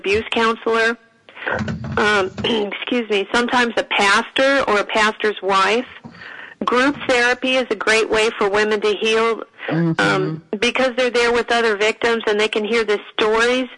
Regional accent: Northern California, United States; I come from Northern California

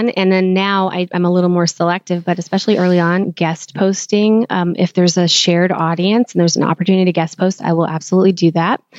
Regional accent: Philippines; I'm Filipino, so I was like, okay, this is a great match for me because I understand the culture enough to be able to work remotely together

